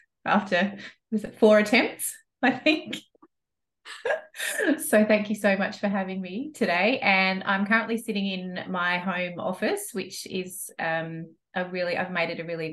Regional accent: Adelaide, South Australia, Australia; moved away as an adult; now in Cairns, Australia; I'm from Adelaide. So I grew up in Adelaide, and we've got a family farm in the Adelaide Hills.

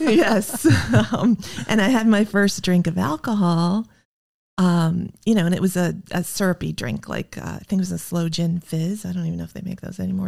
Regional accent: Iowa, United States; I grew up in the Midwest in Iowa in the sixties

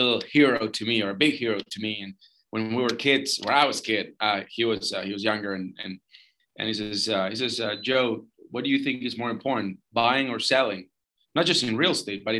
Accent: Argentina; moved away; also born or lived in St. Charles, Missouri, United States / Los Angeles, United States; I'm from Argentina originally.

